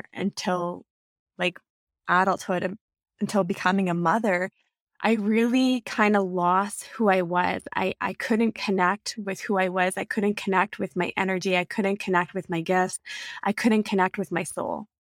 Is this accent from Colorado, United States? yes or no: yes; Colorado Springs, Colorado, United States; now in Sudbury, California, United States; No, I'm not from here. I'm from Colorado Springs. I'm from the United States, and I had family here. So when my parents separated, we came back to Canada so my mom could be with her family, and her family resides here in Sudbury.